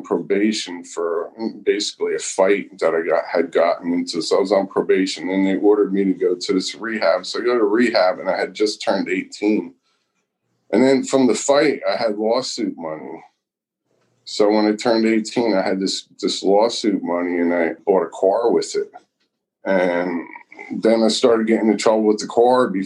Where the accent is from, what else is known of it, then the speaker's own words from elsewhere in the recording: Brick Township, New Jersey, United States; Grew up in a town called Bricktown, next to Point Pleasant Borough, which is next to Point Pleasant Beach